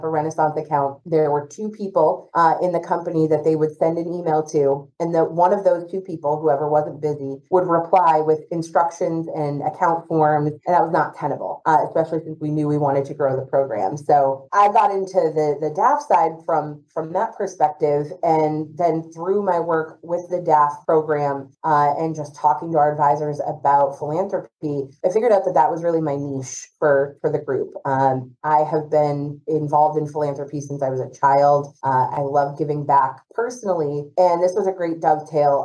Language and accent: English; New England, United States; moved away as an adult; also born or lived in San Diego; now in Boston, United States; I'm from New England, born and raised, so I had to come back to my roots